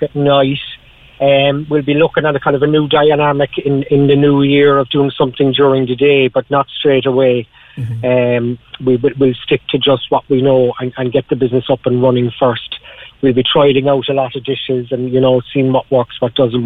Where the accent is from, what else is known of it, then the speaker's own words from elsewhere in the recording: Ireland; moved away as an adult; I got out of Ireland 5.5 years ago, nearly 6 years ago